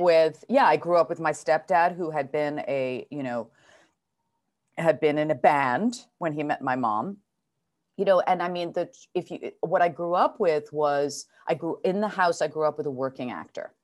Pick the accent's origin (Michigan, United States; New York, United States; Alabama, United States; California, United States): New York, United States; New York City; also born or lived in Geneva, Switzerland / Providence, Rhode Island; now in Los Angeles, United States; I'm a real New York City kid. I grew up in New York City